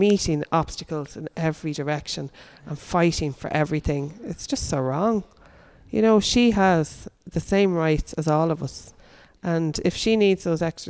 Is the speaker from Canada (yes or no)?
no; Dublin, Leinster, Ireland; moved away as an adult; I lived in Dublin until I was 25